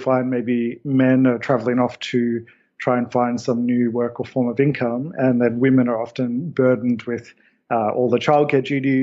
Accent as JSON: {"language": "English", "country": "Australia", "said": "I come from Australia"}